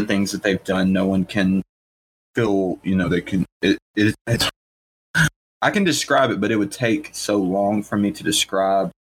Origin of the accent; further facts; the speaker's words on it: the South, United States; we're from the South